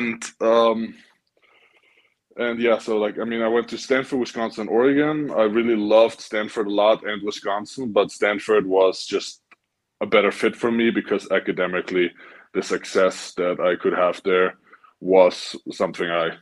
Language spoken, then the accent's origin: English; Vienna, Austria; even though I was from Vienna